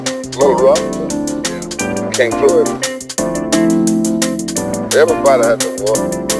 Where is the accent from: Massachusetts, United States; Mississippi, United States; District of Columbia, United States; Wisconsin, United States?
Mississippi, United States; now in Chicago, United States; I've been in Chicago for quite a few years, but I was born in Mississippi.